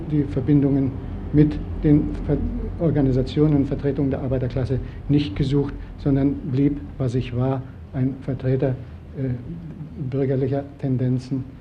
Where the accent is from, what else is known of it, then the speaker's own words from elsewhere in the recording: Silesian Voivodeship, Poland; moved away; dass ich als Schlesier gern wieder in meine Heimat zurückkommen würde